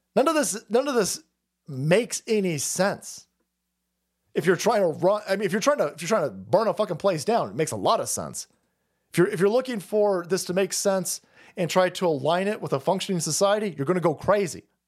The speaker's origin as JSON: {"language": "English", "country": "United States", "said": "I'm an American"}